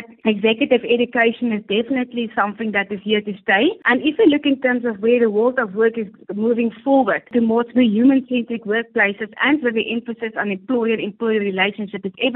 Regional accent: South Africa; I'm proudly South African

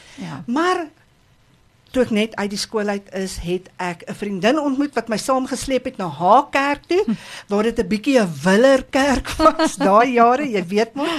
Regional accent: Kempton Park, Gauteng, South Africa; Ek het groot geword in Kempton Park, nie ver van hier af nie

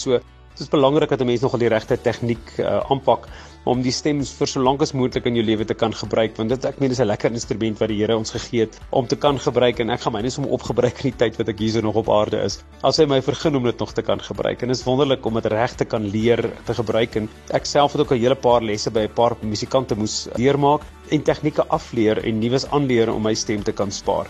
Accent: Bela-Bela, Limpopo, South Africa; ek het nog in Warmbad groot geword en bly lekker in die Bosveld.

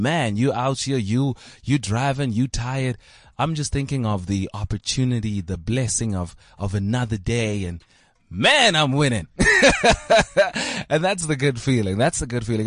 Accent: South Africa; I used to watch people like this growing up on Simunye, SABC one

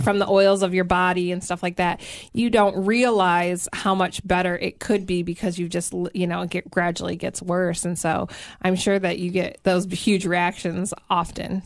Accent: Michigan, United States; now in Tennessee, United States; my Michigan roots

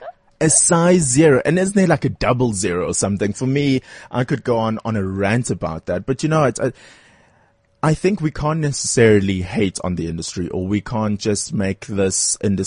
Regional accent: Durban, KwaZulu-Natal, South Africa; I'm also from Durban. I love my home city

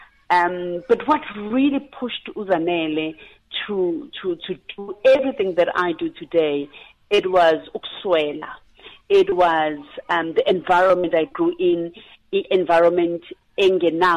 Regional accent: near Pinetown, KwaZulu-Natal, South Africa; I'm a girl from Sonut, Skomplazi, just outside Pinetown in KwaZulu-Natal.

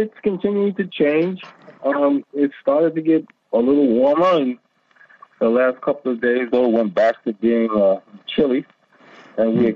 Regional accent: United States; now in Pakistan; I'm an American

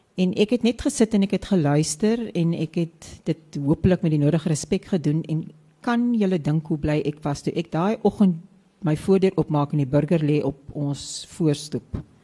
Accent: West Coast, Western Cape, South Africa; moved away; also born or lived in Johannesburg; ek kom ons van die Weskus af

